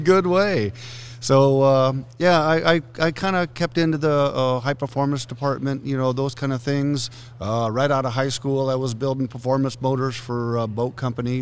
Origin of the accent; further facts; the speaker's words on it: Southern California, United States; moved away as an adult; also born or lived in northern Idaho; I'm normally from Southern California